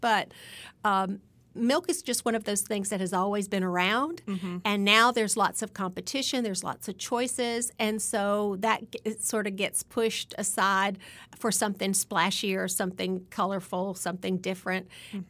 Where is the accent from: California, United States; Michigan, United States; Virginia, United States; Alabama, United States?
Alabama, United States; I'm just one over. Yes. I'm from Alabama.